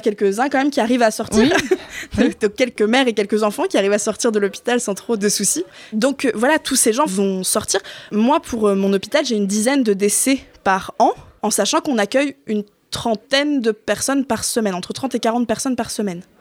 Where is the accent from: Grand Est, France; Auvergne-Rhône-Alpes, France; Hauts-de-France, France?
Hauts-de-France, France; Flanders; also born or lived in Artois; je suis revenue euh, sur mes terres, j'ai quitté l'Artois pour revenir en Flandre